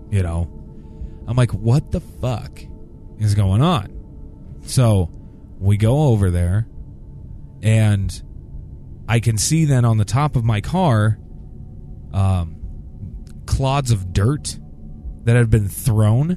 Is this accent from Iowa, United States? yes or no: yes; Randolph, Iowa, United States; my hometown of Randolph, Iowa